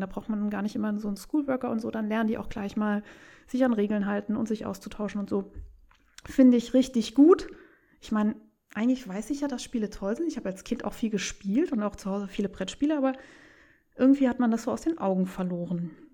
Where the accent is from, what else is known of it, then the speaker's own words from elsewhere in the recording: Saarland, Germany; ich liebe meine, meine Heimat